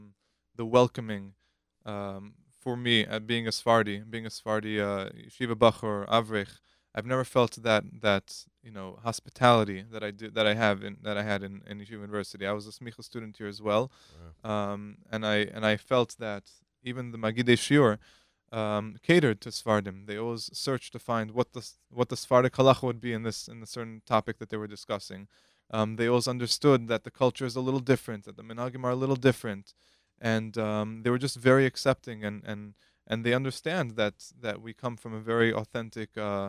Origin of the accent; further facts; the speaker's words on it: New York City, New York, United States; I'm originally from Queens.